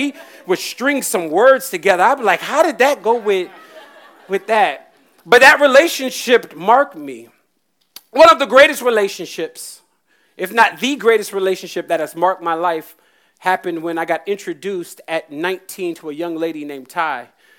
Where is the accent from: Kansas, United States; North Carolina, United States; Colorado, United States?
North Carolina, United States; also born or lived in Virginia; We grew up in North Carolina and Virginia.